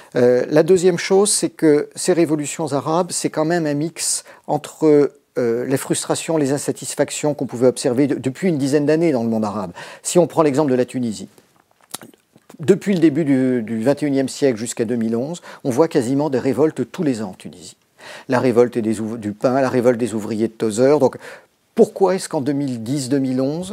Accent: Brittany, France; je suis un breton du Morbihan

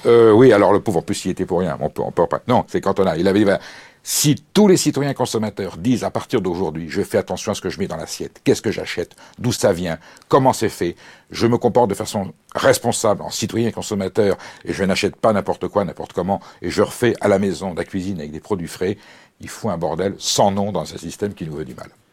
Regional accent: France; je suis français

